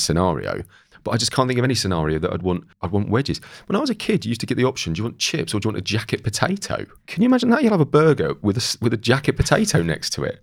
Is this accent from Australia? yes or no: no; Great Yarmouth, East of England, United Kingdom; I grew up in Great Yarmouth by the sea